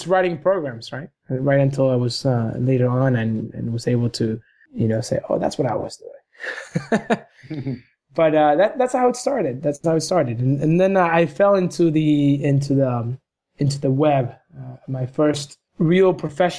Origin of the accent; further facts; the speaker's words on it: Argentina; moved away; I was a little kid in Argentina. I'm from Argentina